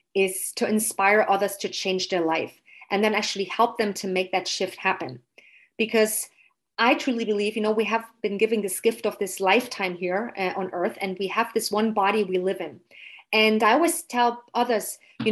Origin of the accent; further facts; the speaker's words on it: eastern Germany, Germany; English is a second language; moved away as an adult; also born or lived in England; now in Munich, Germany; I've grown up as a little girl in the countryside, beautiful countryside of Eastern Germany